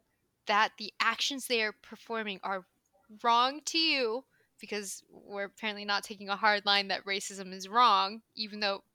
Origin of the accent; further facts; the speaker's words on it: Philippines; That was a microaggression towards me because I am Filipino.